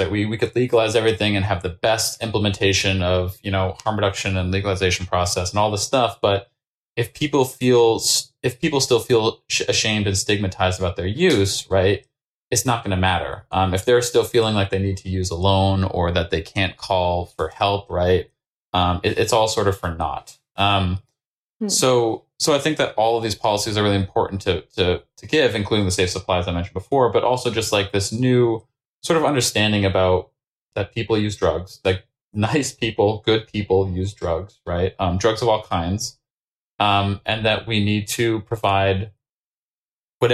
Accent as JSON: {"language": "English", "region": "Maine", "country": "United States", "tie": "born or raised there", "said": "I grew up in Maine"}